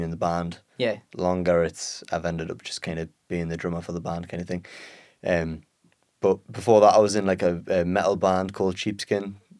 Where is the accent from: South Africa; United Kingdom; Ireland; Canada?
United Kingdom; Peterlee, North East England; From Peterlee.